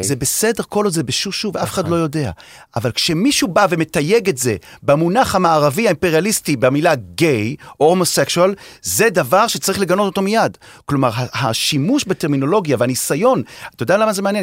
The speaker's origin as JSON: {"language": "Hebrew", "town": "Haifa", "region": "Haifa District", "country": "Israel", "said": "אני כחיפאי"}